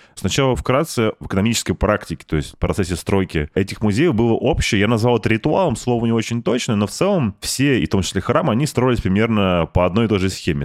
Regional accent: Saint Petersburg, Russia; у меня в Питере, да, ну, я же петербуржец

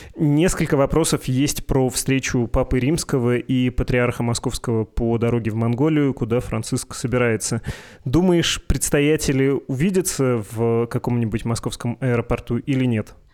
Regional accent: Perm Krai, Russia; у меня на родине, в моем регионе есть э, «Один раз услышишь, не забудешь» путинское и беспоповское согласие, потому что там село Путина

